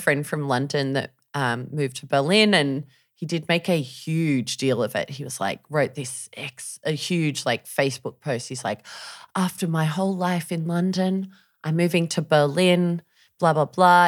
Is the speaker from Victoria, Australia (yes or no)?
no; Sydney, New South Wales, Australia; moved away as an adult; I'm from Sydney